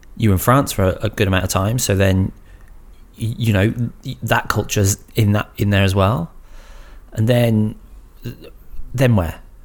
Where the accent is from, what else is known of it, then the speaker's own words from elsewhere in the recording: United Kingdom; moved away as an adult; now in Australia; being Brits coming here